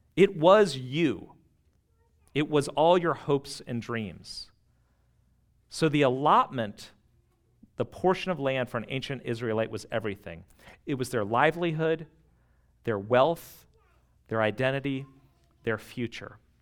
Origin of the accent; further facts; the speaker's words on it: United States; living this close to D C